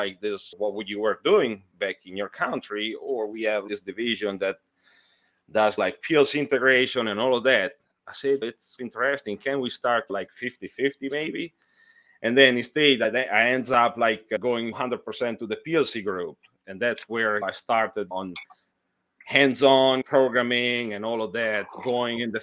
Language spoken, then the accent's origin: English; Italy; moved away as an adult; now in United States; I'm from Italy